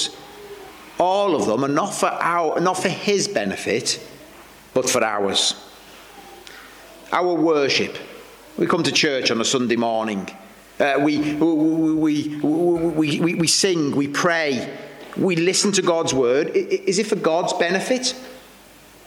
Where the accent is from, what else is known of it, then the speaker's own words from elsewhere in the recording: Welsh, Wales, United Kingdom; I'm Welsh